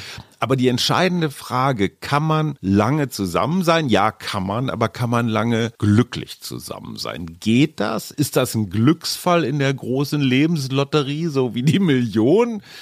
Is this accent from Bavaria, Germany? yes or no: no; North Rhine-Westphalia, Germany; Ich bin ja eher emotional so ein bisschen verkarstet als Westfale